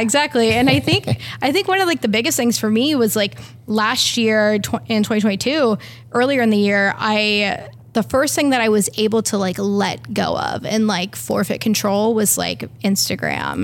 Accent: Pacific Northwest, United States; also born or lived in Iceland; now in Portland, United States; I'm from the Northwest

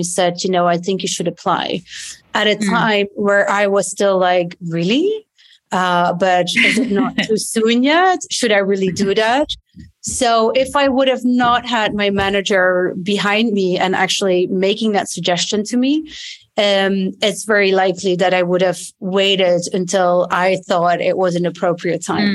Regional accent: Belgium; English is a second language; moved away as an adult; also born or lived in London, United Kingdom / New York, United States; now in Portugal; I'm from Belgium originally

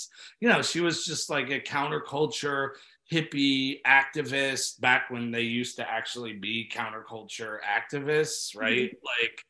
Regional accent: New York City, New York, United States; born there; I was born, my dad's got into yoga before I was born in New York City, was teaching it.

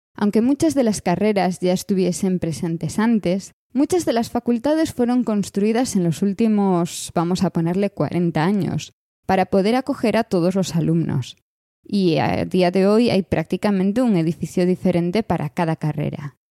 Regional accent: Galicia, Spain; moved away as an adult; soy soy gallega, he nacido aquí, he estudiado aquí toda mi vida

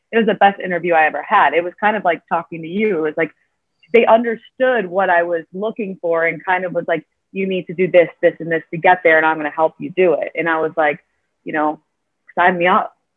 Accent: Illinois, United States; now in Chicago, United States; I've been from, you know, Illinois my whole life, but I've always lived in the suburbs.

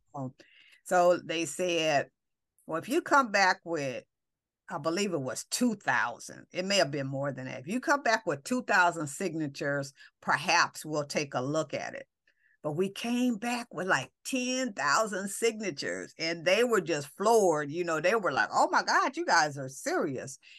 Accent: Los Angeles, California, United States; we come from Watts

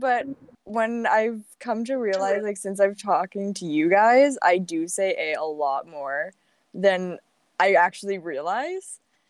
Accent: Canada; also born or lived in Saskatchewan; I am a Canadian girl. I live in Saskatchewan.

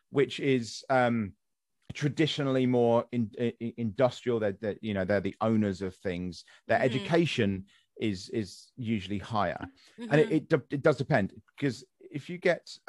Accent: West Sussex, South East England, United Kingdom; moved away as an adult; also born or lived in Midlands; now in Kent, United Kingdom; I'm not from Kent. I'm from West Sussex originally

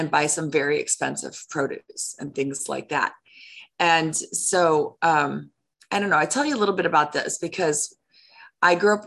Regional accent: Chicago, Illinois, United States; I grew up in Chicago

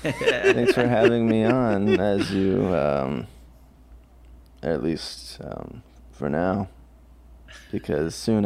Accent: Maryland, United States; In the shadows. In the shadows of Maryland.

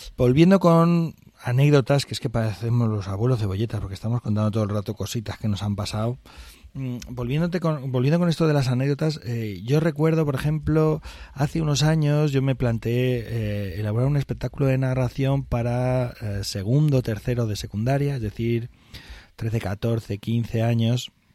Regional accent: northern Aragon, Spain; yo soy del norte de Aragón, que es donde se utiliza esto

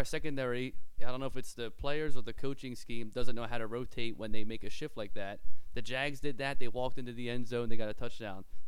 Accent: Philadelphia, Pennsylvania, United States; from Philadelphia

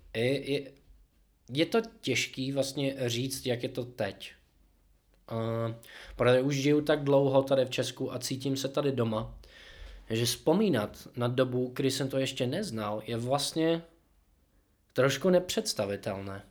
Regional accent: Seattle, New Jersey, United States; Czech is a second language; moved away as an adult; also born or lived in Boston, Massachusetts, United States; now in Czech Republic; já jsem se narodil v New Jersey mm-hmm. a pak jsme přestěhovali do Seattleu, když mi bylo 11.

